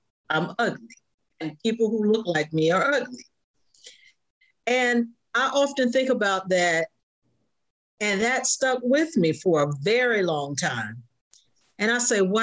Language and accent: English; Jacksonville, Florida, United States; I was born and raised in Jacksonville, Florida